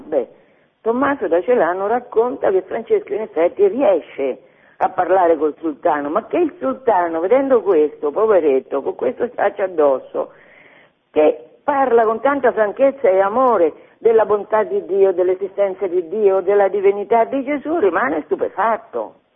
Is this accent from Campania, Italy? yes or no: no; Fabriano, Marche, Italy; Io sono di Fabriano, Fabriano ha tantissime chiese molto belle